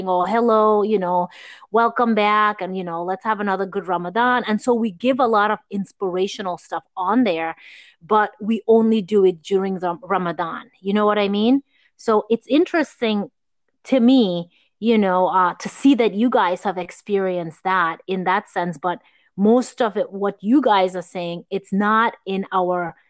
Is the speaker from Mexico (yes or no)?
no; Gambia; moved away; growing up in Gambia